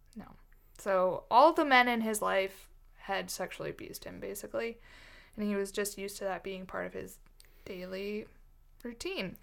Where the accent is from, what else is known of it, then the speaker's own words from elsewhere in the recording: United States; I'm American